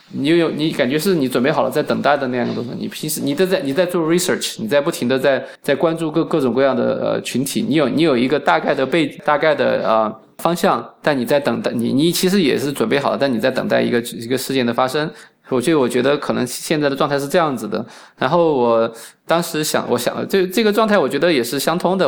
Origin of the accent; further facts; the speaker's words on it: Beichuan, Sichuan, China; moved away as an adult; also born or lived in New York, United States; now in Phoenix, United States; 北村是山城嘛，我是一个山城长大的